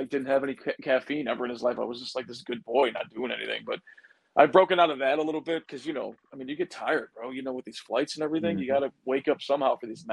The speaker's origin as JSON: {"language": "English", "country": "United States", "said": "I'm the American guy"}